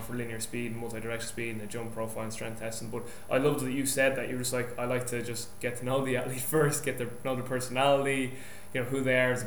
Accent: Ireland; moved away; I'm Irish

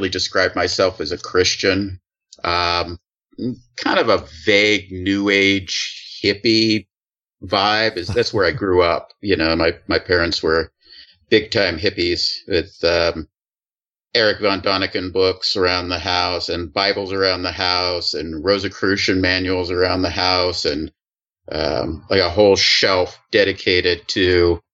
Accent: Sonoma County, California, United States; moved away; Sonoma County. If you read about the recent wildfires in the news, the first city that destroyed was actually my hometown

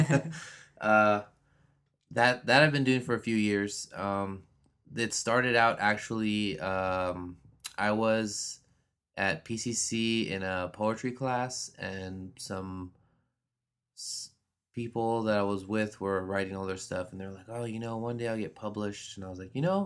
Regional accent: Los Angeles, California, United States; I grew up here in Los Angeles

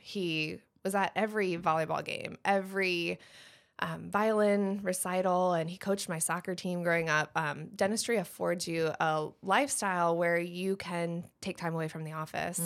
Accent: Michigan, United States; moved away as an adult; also born or lived in Wilmington, North Carolina / Shelby, North Carolina; now in Moore County, North Carolina, United States; I grew up in Michigan

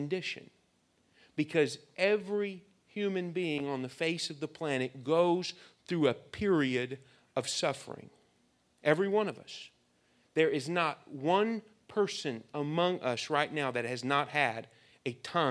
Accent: United States; We are American young people

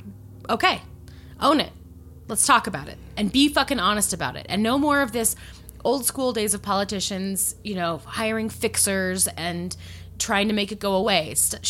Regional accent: Virginia, United States; I grew up

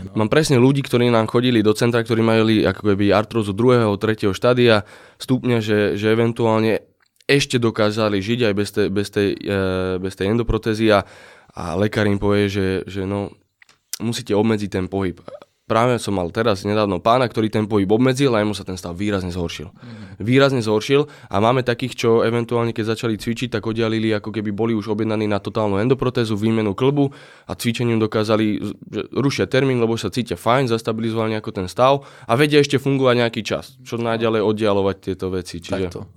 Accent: Slovakia; zo Slovenska

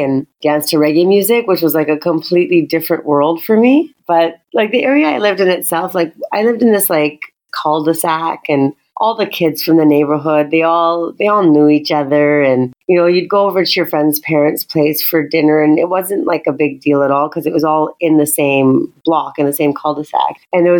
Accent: Calgary, Alberta, Canada; also born or lived in Toronto / Mississauga; now in Tanzania; And I'm like, you should see the culture shock of when I moved from Calgary to Toronto. Like, it was so extreme because we were growing up with like Stampede and you know, learning how to line dance.

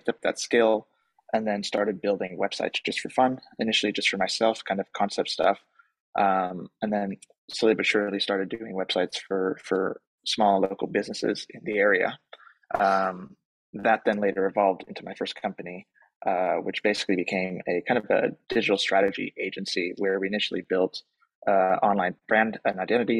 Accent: Palo Alto, California, United States; also born or lived in Germany; now in United Kingdom; grew up in the States for kind of my childhood, which I think was very formative because the part of the U.S. that we grew up in is kind of mecca for tech

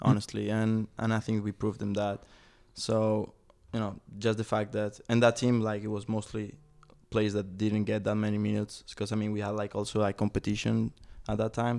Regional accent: Spain; now in Chattanooga, United States; I was growing up in Spain

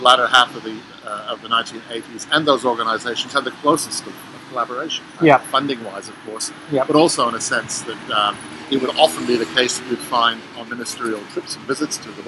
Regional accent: Canada; also born or lived in Spain; now in Australia; I'm originally from Canada. My family had moved to Spain for 3 years, then took the step of moving to Australia in late 74.

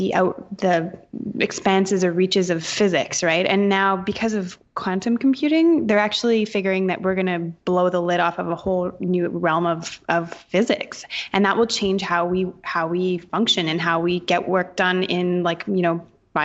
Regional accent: Canada; I'm Canadian.

